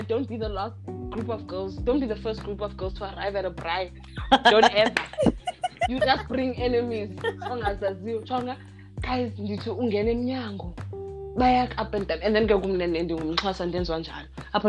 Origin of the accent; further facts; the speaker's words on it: Cape Town, Western Cape, South Africa; moved away; I am from Cape Town but I don't live there right now.